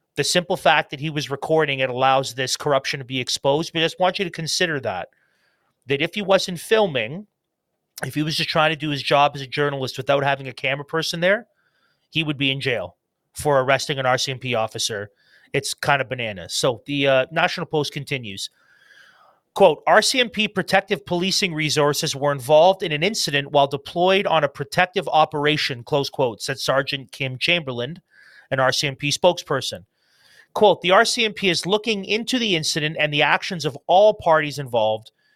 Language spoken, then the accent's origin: English; Canada; as a Canadian citizen